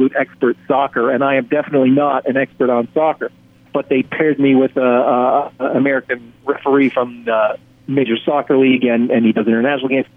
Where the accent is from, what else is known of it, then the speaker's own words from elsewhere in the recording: Canada; I'm from Canada